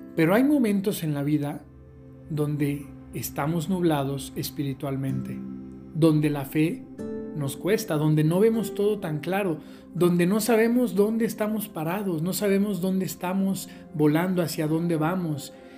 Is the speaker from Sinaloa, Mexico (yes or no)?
no; Aguascalientes, Mexico; les mando un saludo desde Aguascalientes, mi tierra, aquí en México